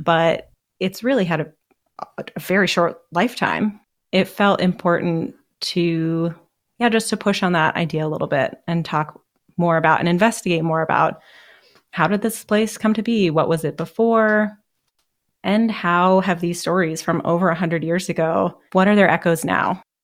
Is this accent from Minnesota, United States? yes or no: no; Seattle, Washington, United States; also born or lived in Boston; I mostly grew up in Seattle, although I was born in Boston